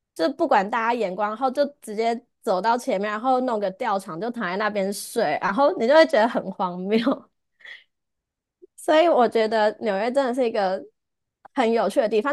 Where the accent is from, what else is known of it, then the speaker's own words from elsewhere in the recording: Taiwan; moved away as an adult; now in New York, United States; 只有我一个台湾人